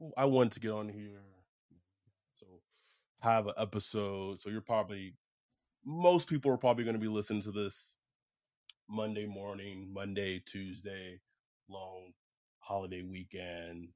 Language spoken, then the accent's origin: English; the South, United States; we're black men from the South.